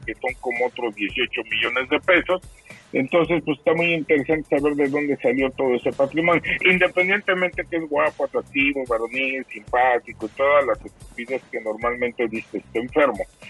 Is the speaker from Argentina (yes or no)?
no; Mexico; las personas que somos mexicanos